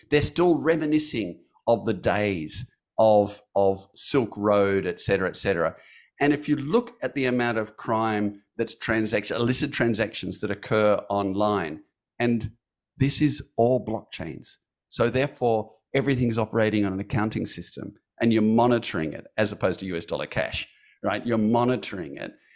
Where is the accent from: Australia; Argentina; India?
Australia; I'm an Australian